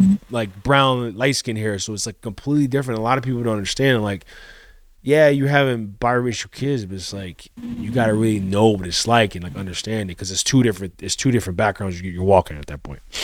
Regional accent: Colombia; moved away; I grew up in Colombia

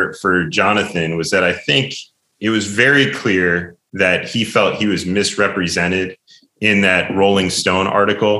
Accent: New Jersey, United States; I grew up in New Jersey

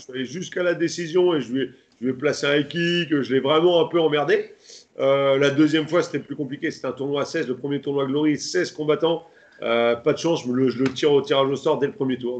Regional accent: France; j'ai refait du Kyoku après par la suite chez moi en France

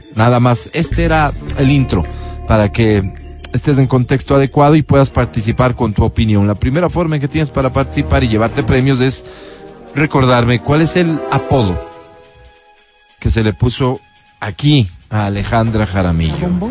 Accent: Ecuador; lo que somos, los ecuatorianos

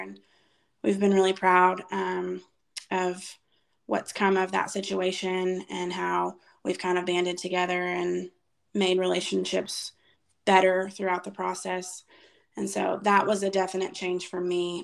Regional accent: after leaving the Waco area, Texas, United States; when i was five we moved from the waco area to our current town

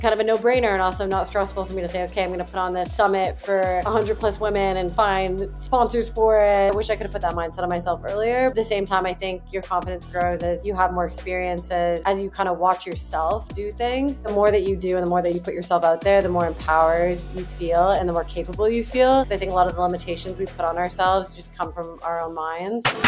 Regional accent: Toronto, Ontario, Canada; moved away as an adult; also born or lived in Ancaster, Ontario; now in United States; I didn't grow up in Silicon Valley, I grew up in Toronto

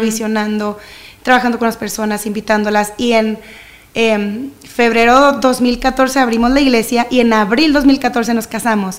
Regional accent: Monterrey, Nuevo León, Mexico; soy de Monterrey, tengo toda mi vida aquí

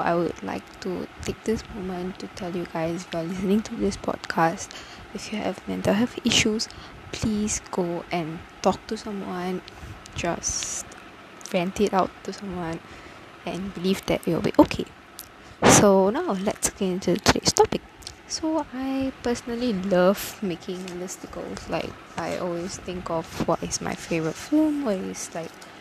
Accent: Tamil Nadu, India; I'm a Tamilian. I'm from Tamil Nadu

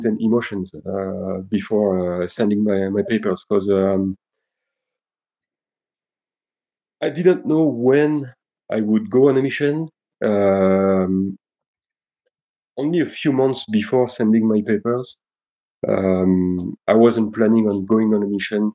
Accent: Nîmes, Occitania, France; moved away; also born or lived in Belgium / Aix-en-Provence / Paris; when I was about two, they decided to move to south of France and to a place called Nîmes. And I grew up over there

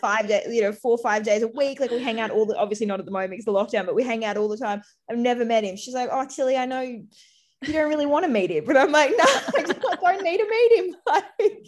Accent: Australia; also born or lived in Sydney; being Australian

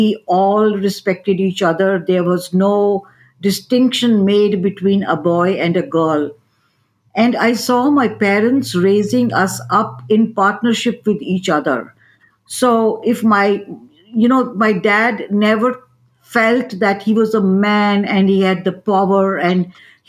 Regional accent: New Delhi, Delhi, India; moved away as an adult; now in United States; I am born and brought up in New Delhi, India, which is the capital of India

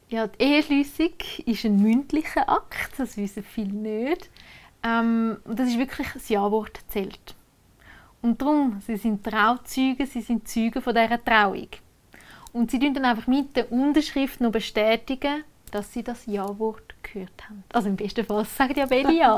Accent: Oberägeri, Zug, Switzerland; bei uns in Oberägeri

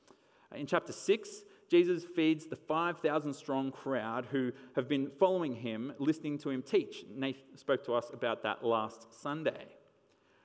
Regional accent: Wollongong, New South Wales, Australia; my hometown.

